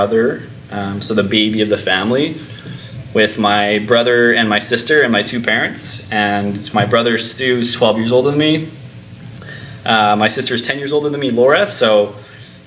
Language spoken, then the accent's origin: English; Winnipeg, Manitoba, Canada; moved away as an adult; also born or lived in Tofino / Vancouver; I'm originally from Winnipeg, Manitoba